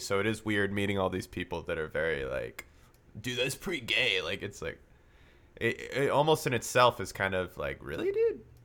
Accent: Vancouver, British Columbia, Canada; me and Thomas were, we grew up in Vancouver

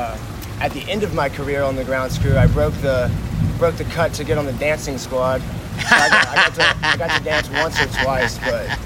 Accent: Georgia, United States; No, so I grew up over on Whitfield Avenue, like Halcyon Bluff.

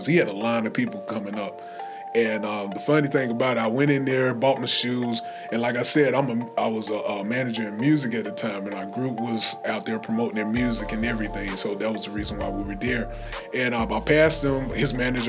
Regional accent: Anderson, South Carolina, United States; Anderson, South Carolina, my hometown

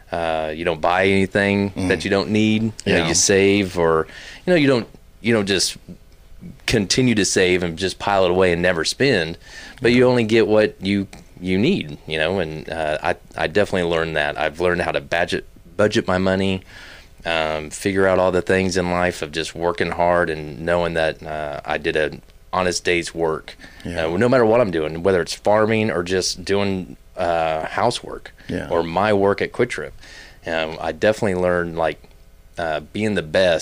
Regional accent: Wichita, Kansas, United States; also born or lived in South Carolina / Haysville, Kansas; now in Fort Worth, United States; I'm originally from Wichita, Kansas. That's where I basically grew up. I was born in South Carolina because my dad's a military man

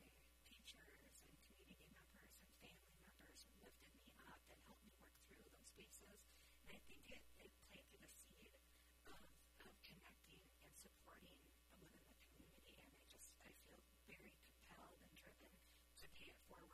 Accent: Minnesota, United States; I said, Minnesota

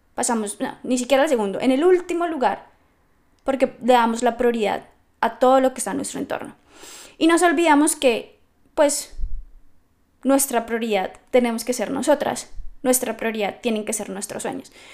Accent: Bogotá, Colombia; moved away as an adult; now in Scotland; soy colombiana, soy de Bogotá, pero llevo creo que 9, 10 años fuera del país

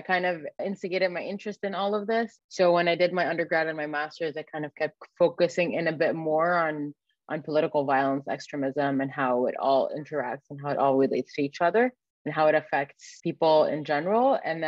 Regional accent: Egypt; moved away; also born or lived in Canada; I grew up in Egypt

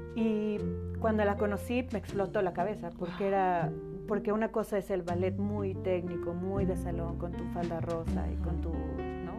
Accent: Cholula, Puebla, Mexico; also born or lived in Aguascalientes; now in Puebla, Mexico; mis papás decidieron venir a Cholula, que fue donde crecí, donde, donde me formé

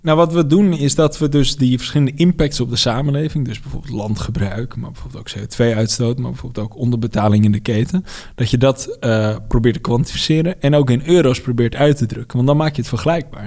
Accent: Netherlands; ik ben in Nederland geboren.

